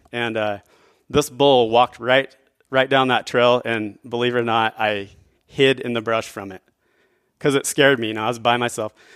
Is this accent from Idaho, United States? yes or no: yes; northern Idaho, United States; I grew up in northern Idaho.